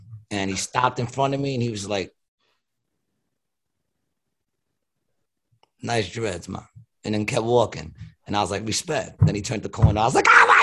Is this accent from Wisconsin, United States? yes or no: no; New York City, New York, United States; I was born in Astoria.